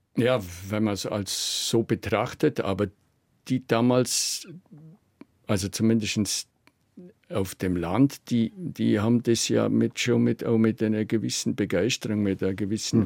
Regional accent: Allgäu, Bavaria, Germany; Also ich bin wirklich wie im Paradies aufgewachsen. Das, ich und mein Bruder, kleines Dorf

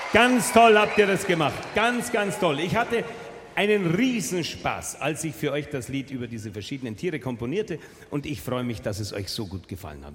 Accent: Munich, Bavaria, Germany; Bei uns in München

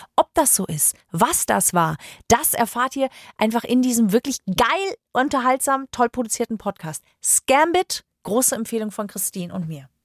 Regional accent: Germany; bei uns in Deutschland

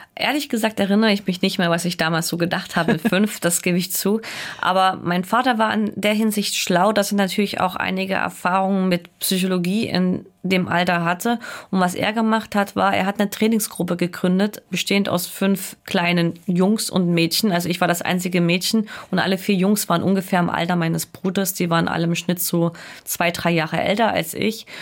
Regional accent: Erfurt, Thuringia, Germany; ich bin ja aus Erfurt

